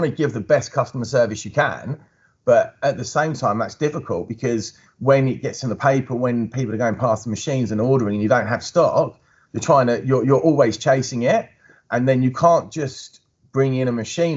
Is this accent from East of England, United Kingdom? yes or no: yes; Chigwell, East of England, United Kingdom; my hometown of Chigwell